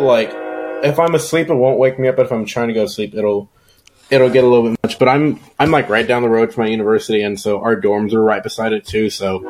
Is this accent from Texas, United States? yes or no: yes; San Antonio, Texas, United States; I grew up in the San Antonio area